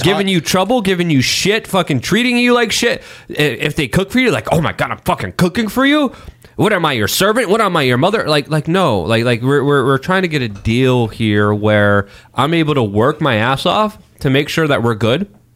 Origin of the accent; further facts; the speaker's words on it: Poland; moved away; I'm Slavic. I was born in Poland.